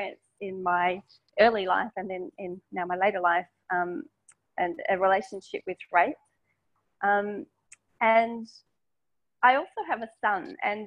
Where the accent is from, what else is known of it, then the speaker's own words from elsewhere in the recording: Melbourne, Victoria, Australia; I'm Australian. I grew up in inner city Melbourne